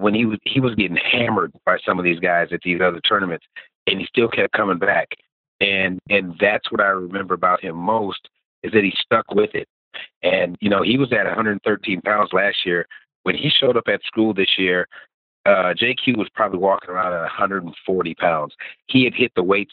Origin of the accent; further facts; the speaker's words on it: Waterloo, Iowa, United States; moved away as an adult; also born or lived in Georgetown, South Carolina; now in South Carolina, United States; I grew up in Waterloo, Iowa